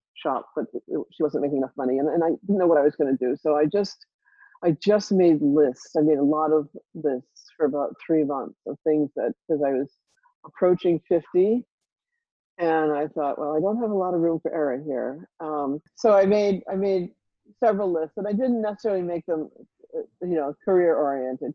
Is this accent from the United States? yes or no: yes; Rhode Island, United States; I grew up in Rhode Island